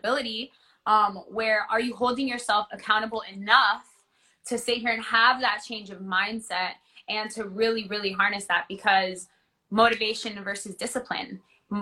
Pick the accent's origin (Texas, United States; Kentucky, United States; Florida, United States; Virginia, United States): Florida, United States; Orlando; I grew up in Orlando. I went to elementary, middle, high school in Orlando